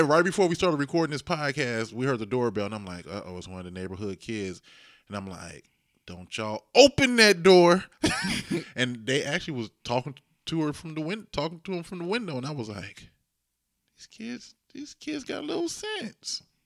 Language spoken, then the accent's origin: English; Dayton, Ohio, United States; I grew up in Dayton, inner city Dayton